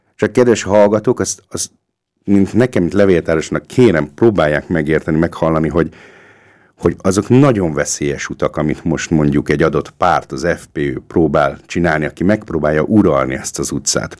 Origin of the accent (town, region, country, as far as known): Hungary; now in Austria